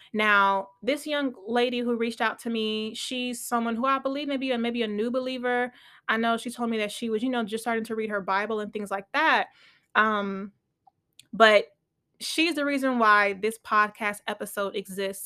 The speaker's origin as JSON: {"language": "English", "country": "United States", "tie": "born or raised there", "said": "I am Nigerian, but I was born and raised in America"}